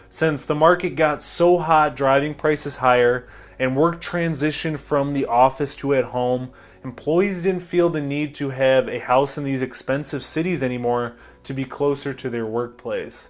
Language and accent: English; Brighton, Michigan, United States; I'm from Brighton